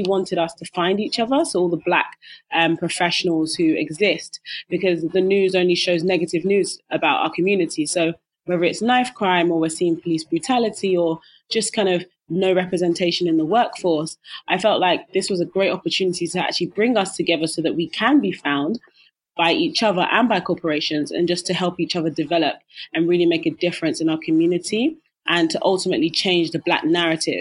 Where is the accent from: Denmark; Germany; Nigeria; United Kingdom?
United Kingdom; London; I grew up in East London